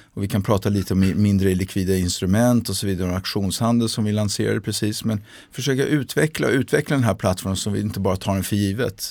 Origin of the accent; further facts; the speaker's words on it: Milan, Lombardy, Italy; moved away as an adult; also born or lived in Brussels, Belgium / England / London, United Kingdom; now in Sweden; jag hade vuxit upp i Italien, eh, i Milano